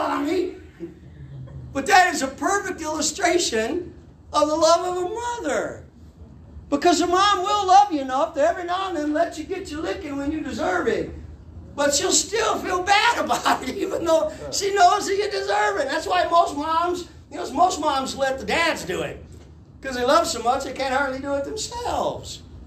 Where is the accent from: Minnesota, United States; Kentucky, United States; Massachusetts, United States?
Kentucky, United States; Harlan County; moved away; We're from Harlan County, Kentucky.